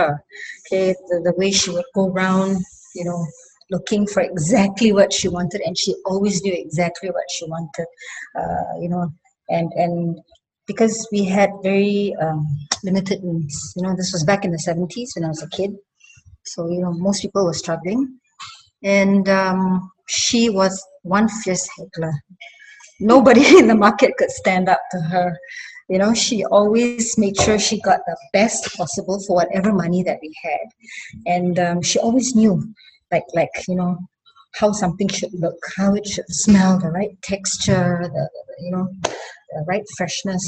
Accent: Singapore; I'm a kampung girl, first off. So I grew up in kampung

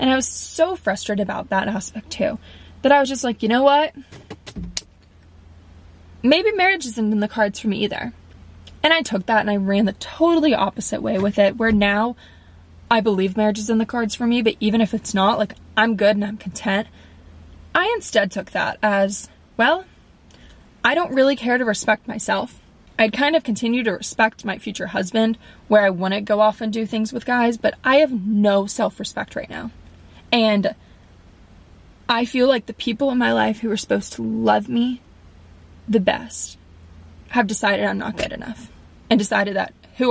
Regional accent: West Palm Beach, Florida, United States; I live in West Palm

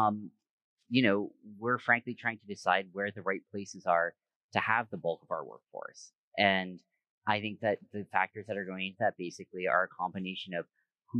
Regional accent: United States; moved away as an adult; also born or lived in New York / Bay Area / Hong Kong; I grew up here in the States

